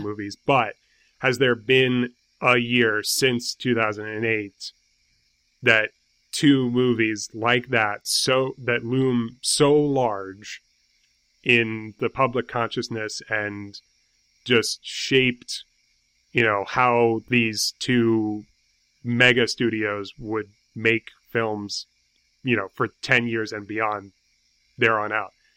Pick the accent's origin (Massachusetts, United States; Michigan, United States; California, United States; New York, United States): New York, United States; New York City; I'm from New York City.